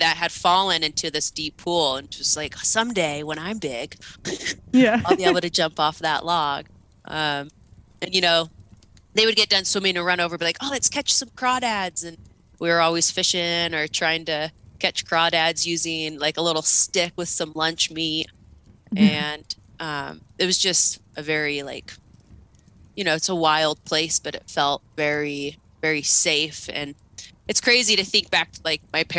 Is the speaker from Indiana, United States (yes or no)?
no; Longview, Washington, United States; born or raised there